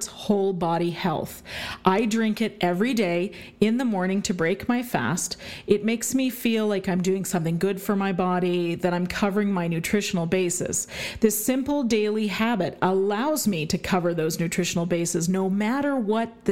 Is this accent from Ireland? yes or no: no; Canada; I am Canadian, and we celebrate both Thanksgivings in this house because my husband's American